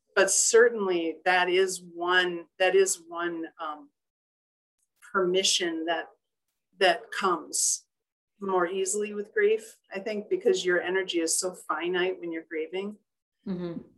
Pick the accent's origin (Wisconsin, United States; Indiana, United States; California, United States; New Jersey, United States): Wisconsin, United States; Union Grove; I'm originally from Union Grove, Wisconsin, where my family, a lot of my family still live